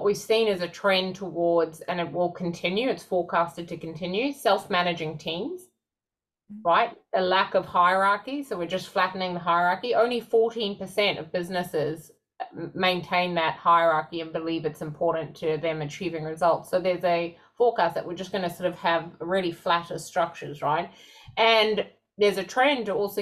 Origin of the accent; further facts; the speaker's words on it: South Africa; moved away; I grew up in South Africa.